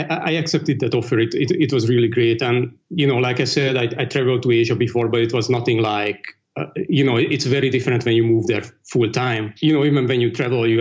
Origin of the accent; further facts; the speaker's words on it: Hungary; moved away as an adult; also born or lived in Dublin, Ireland / Hong Kong; now in London, United Kingdom; I grew up in the East Bloc, in Hungary specifically.